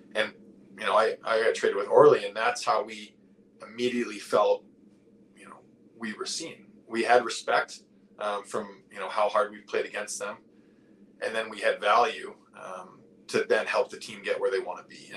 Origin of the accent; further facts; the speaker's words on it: New England, United States; I growing up in New England